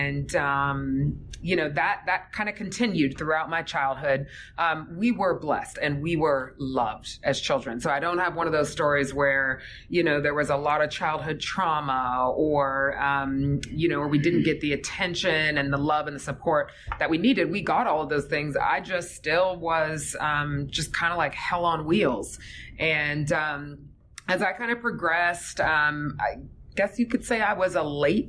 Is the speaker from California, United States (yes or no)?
no; Fayetteville, Georgia, United States; Grew up in a little place called Fayetteville, which is a suburb south of the city.